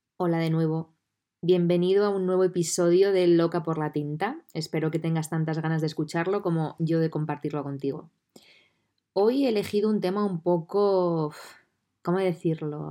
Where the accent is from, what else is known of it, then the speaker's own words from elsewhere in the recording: Puertollano, Castilla-La Mancha, Spain; estoy viviendo desde noviembre del 2020 de nuevo en Portollano, en mi ciudad natal